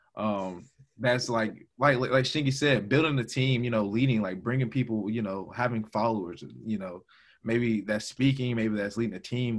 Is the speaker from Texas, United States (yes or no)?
no; Augusta, Georgia, United States; from Augusta, Georgia, uh, born and raised 706